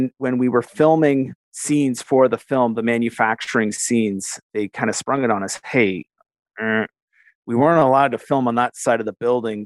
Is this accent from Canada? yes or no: yes; Canada; also born or lived in Western New York, United States; I'm a Canadian, but worked in the U.S.